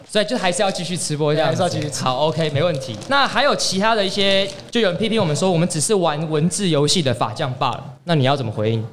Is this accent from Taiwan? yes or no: yes; Taiwan; also born or lived in Hong Kong; 我们台湾人